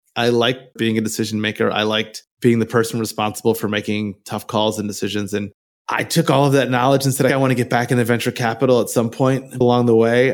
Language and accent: English; Michigan, United States; moved away as an adult; also born or lived in San Francisco Bay Area, California; now in Bay Area, United States; I was born in Michigan. I lived there till I was eighteen years old